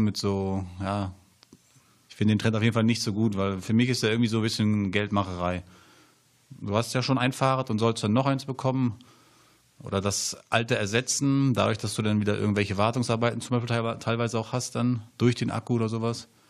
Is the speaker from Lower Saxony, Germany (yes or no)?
yes; Hanover, Lower Saxony, Germany; moved away as an adult; ich komme ja aus Hannover und dort ist es halt sehr flach